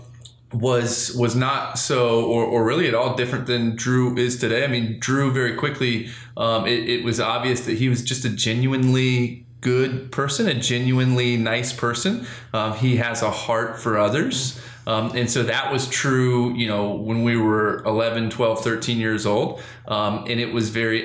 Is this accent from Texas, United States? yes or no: no; Sanford, Florida, United States; also born or lived in Jacksonville, Florida; I was born and raised in Sanford, went to Seminole High School